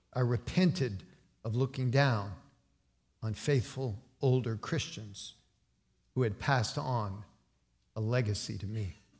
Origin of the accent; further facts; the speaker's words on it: West Virginia, United States; moved away; also born or lived in Cincinnati; I came from the hills of West Virginia. Appalachian born and bred.